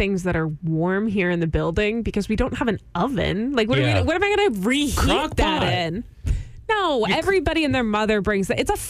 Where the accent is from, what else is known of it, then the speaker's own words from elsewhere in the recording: Houston, Texas, United States; I'm from Houston.